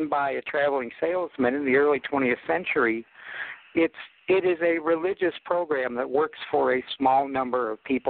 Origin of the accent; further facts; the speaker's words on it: Akron, Ohio, United States; I'm from Akron, Ohio, home of AA.